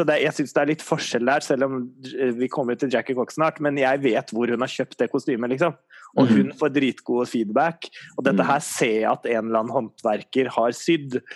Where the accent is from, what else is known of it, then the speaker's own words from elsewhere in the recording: Norway; vi er nordmenn